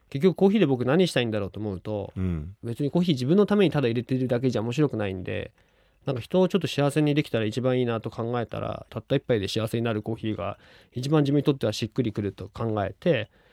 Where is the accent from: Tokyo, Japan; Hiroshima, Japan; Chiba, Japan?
Tokyo, Japan; Chofu; 自分の地元の調布市の仙川という駅